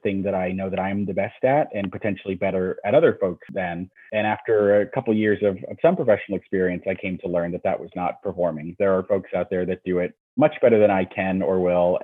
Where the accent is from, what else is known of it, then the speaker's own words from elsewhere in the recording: Northern New Jersey, United States; also born or lived in Boston / New York; I grew up in Northern New Jersey